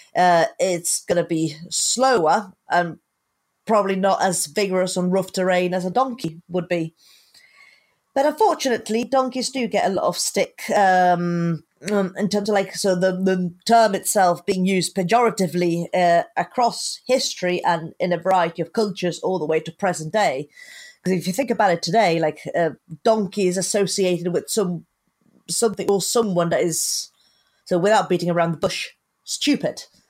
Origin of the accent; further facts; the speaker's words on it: Sicily, Italy; I'm originally from Sicily